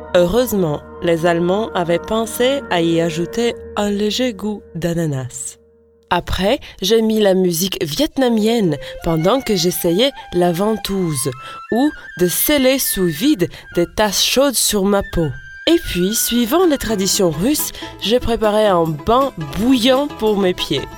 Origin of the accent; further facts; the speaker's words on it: Latvia; French is a second language; now in France; de mon pays natal, la Lettonie